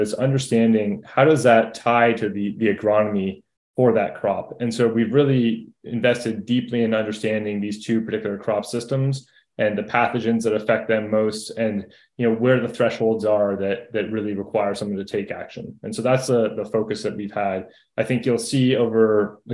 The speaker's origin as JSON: {"language": "English", "town": "Toronto", "region": "Ontario", "country": "Canada", "tie": "born or raised there", "moved": "as an adult", "lives_now": "United States", "said": "I grew up in Toronto, went to school in Southwest Ontario"}